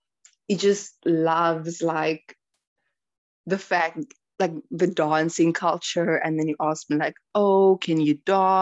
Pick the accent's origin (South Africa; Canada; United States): South Africa; So when I told him that I'm South African, he was extremely happy. And he was like, he went on asking me about my country and like culture and things like that.